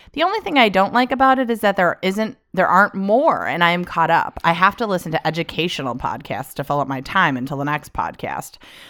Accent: Northeast, United States; accent: northeastern; I got teased for sounding too formal with my accent, a northeastern one, whatever

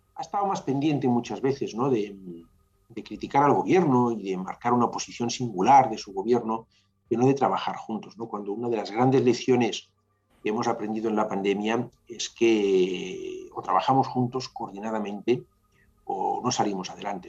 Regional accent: Catalonia, Spain; somos tan catalanes como los que lo son

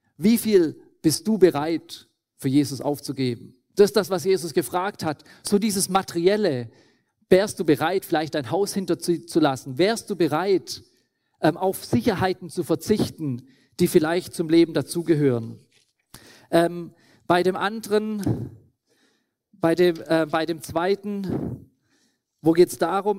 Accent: Schwäbisch Hall, Baden-Württemberg, Germany; moved away as an adult; now in Lesotho; Bin aufgewachsen in Schwäbisch Hall, im Schwäbischen Ländle

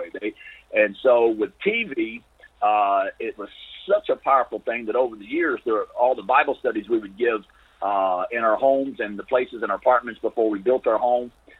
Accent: United States; I'm an American

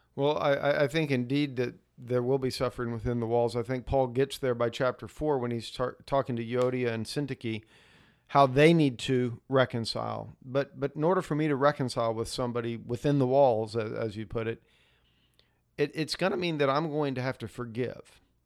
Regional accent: United States

